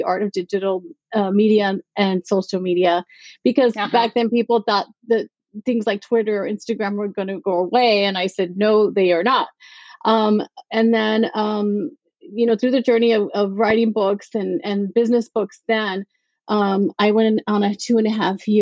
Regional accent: El Paso, Texas, United States; moved away; I was born and raised in El Paso, Texas, a border town

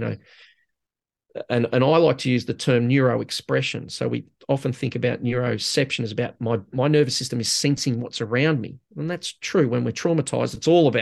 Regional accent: Australia

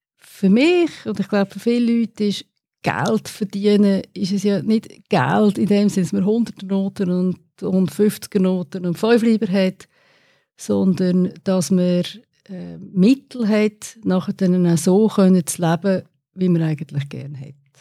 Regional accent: Windisch, Aargau, Switzerland; moved away as an adult; also born or lived in United States / Netherlands / Australia / Lausanne; Ich bin in Windisch aufgewachsen

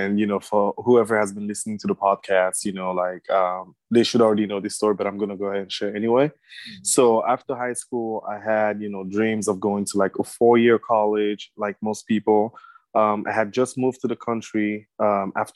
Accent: Cameroon; now in Pennsylvania, United States; I am originally from Cameroon in West Africa

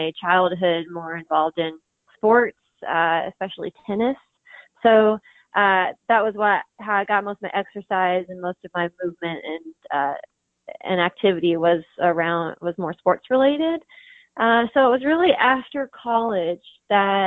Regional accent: Kentucky, United States; moved away as an adult; now in Pittsboro, United States; I grew up in Kentucky out on a farm and then moved here after college

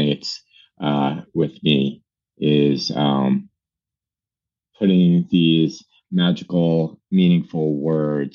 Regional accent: New Jersey, United States; moved away as an adult; also born or lived in Brooklyn, New York; now in New York City, United States; I'm a New Yorker. I was born in Brooklyn. I was raised in New Jersey

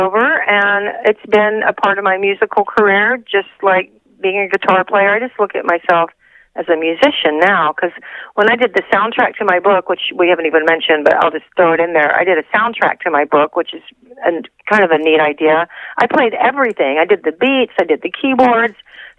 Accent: Texas, United States; now in Los Angeles, United States; which was what I moved to Los Angeles for from Texas

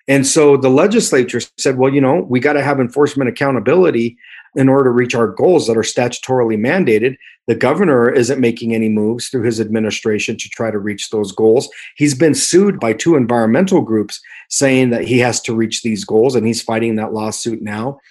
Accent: Thornton, Colorado, United States; I grew up primarily here in Thornton

